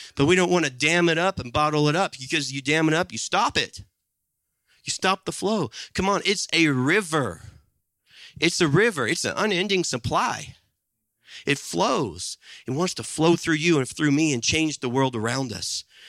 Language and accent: English; Midwest, United States; there was a time in my life growing up in the Midwest in the eighties and nineties